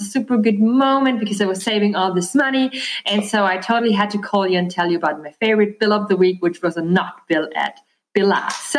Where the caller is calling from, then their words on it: Austria; English is a second language; I'm calling from Austria, Europe.